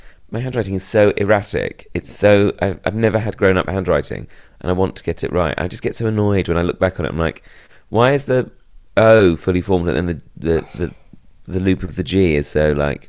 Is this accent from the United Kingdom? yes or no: yes; United Kingdom; as a British person